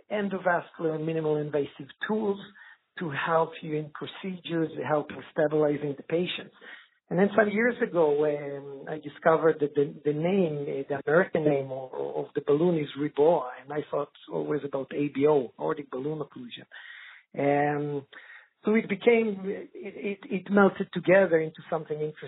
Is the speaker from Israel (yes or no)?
yes; Israel; moved away as an adult; now in Sweden; I'm originally from Israel, working many years in Sweden